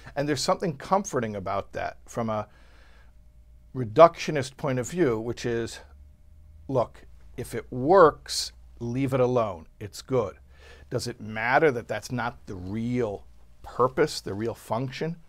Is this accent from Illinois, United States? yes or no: yes; Illinois, United States; I'm from Illinois.